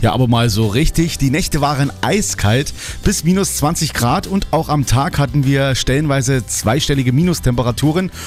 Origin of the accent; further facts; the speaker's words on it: Thuringia, Germany; bei uns in Thüringen